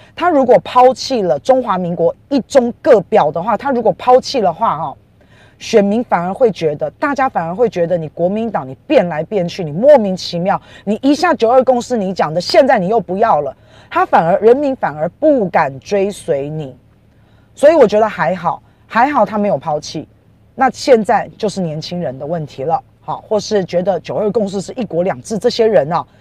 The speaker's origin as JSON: {"language": "Chinese", "country": "Taiwan", "said": "因为我以前都讲我是台湾人，我是台湾人"}